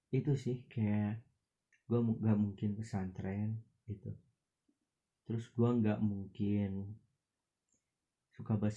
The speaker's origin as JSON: {"language": "Indonesian", "town": "Batujajar", "region": "West Java", "country": "Indonesia", "tie": "born or raised there", "said": "temen-temen gue di daerah gue gitu di Batu Jajar di Kabupaten Bandung Barat"}